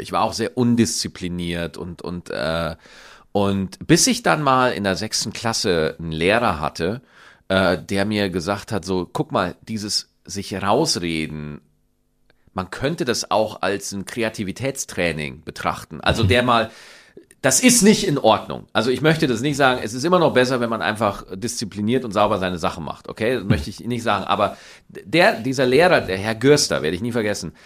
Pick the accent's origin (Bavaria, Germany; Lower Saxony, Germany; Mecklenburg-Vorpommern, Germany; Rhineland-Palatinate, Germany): Bavaria, Germany; Schwarzach; accent: Bavarian, mixed with Standard German; moved away; meine Heimat Niederbayer